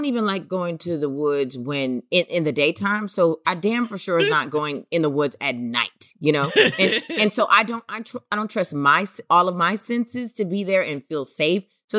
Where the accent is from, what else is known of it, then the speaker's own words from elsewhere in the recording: Oakland, California, United States; also born or lived in New York; I grew up in Oakland, California. I was born in New York and then went to Oakland, California.